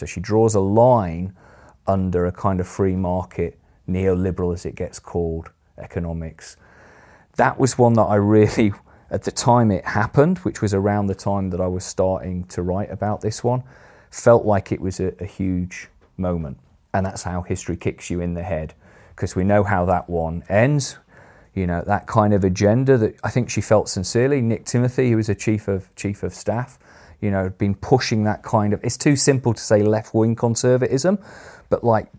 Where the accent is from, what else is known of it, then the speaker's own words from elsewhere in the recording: Sheffield, Yorkshire and the Humber, United Kingdom; I grew up in Sheffield, which obviously is not a mining town